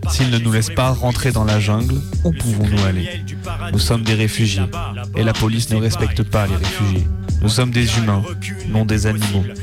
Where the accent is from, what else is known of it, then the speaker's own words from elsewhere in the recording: Chad; now in France; Je suis tchadien. Je suis demandeur d'asile parce qu'il y a une situation qui a fait que j'ai dû quitter chez moi. On est arrivé ici en France